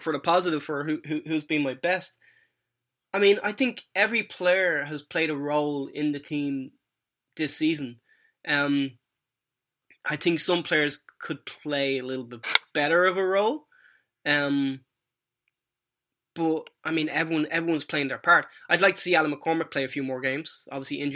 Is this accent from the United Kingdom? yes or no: no; Ireland; now in United States; as an Irish living in America